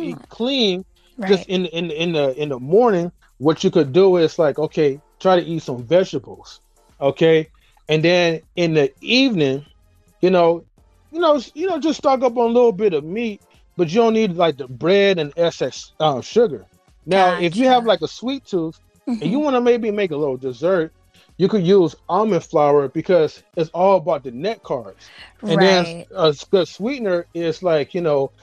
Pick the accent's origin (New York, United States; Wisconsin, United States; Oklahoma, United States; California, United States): California, United States; Oakland; I'm from like the streets of Oakland, California